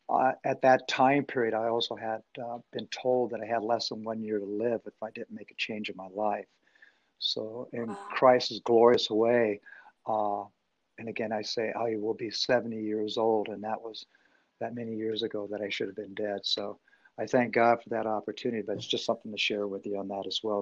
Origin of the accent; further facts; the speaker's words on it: Denver, Colorado, United States; now in Archbold, United States; I'm originally from Denver, Colorado.